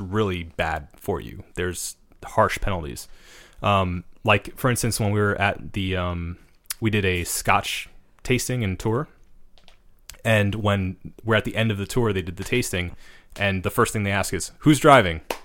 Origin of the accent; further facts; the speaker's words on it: United States; as an American